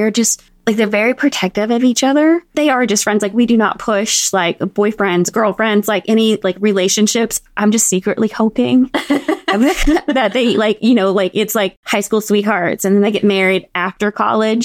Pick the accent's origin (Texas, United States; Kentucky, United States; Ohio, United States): Kentucky, United States; moved away as an adult; also born or lived in Los Angeles, California / Lexington, Kentucky; We're from Kentucky. Our family lives here